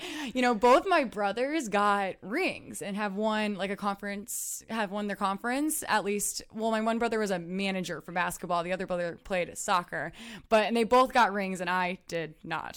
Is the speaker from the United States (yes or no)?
yes; Waterloo, Illinois, United States; I'm from Waterloo, Illinois, which is a small little town outside of Saint Louis, so I grew up playing soccer